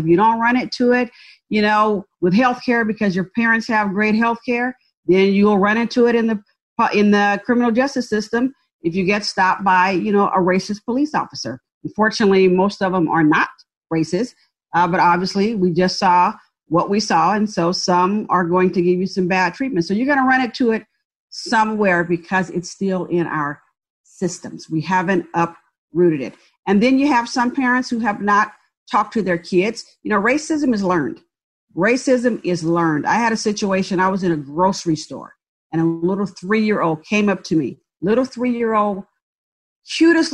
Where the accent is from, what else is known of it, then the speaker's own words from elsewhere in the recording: San Francisco Bay Area, California, United States; also born or lived in Birmingham, Alabama; moved to the San Francisco Bay Area and grew up in a public housing project